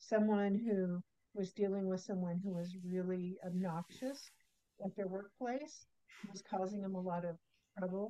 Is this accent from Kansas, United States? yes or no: yes; Kansas, United States; I was born in Kansas.